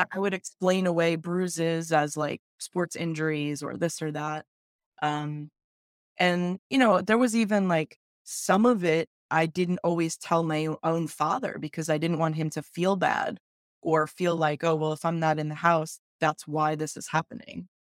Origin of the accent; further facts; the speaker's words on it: upstate New York, United States; I grew up kind of middle class um, in a uh, suburban upstate New York